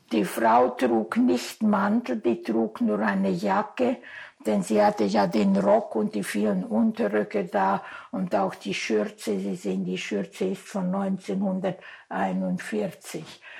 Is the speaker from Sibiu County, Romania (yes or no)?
yes; Talmisch, Sibiu County, Romania; born there; also born or lived in Großau; Gut, wir, ich bin ja hier in Talmisch geboren und dann kam ich nach Großau.